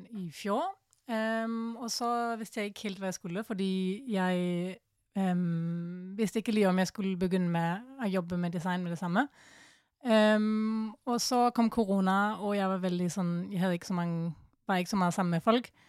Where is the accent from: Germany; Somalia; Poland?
Germany; Norwegian is a second language; moved away as an adult; now in Norway; Jeg er 25 år gammel. Jeg kommer fra Tyskland og går på um, foto- på skolen her.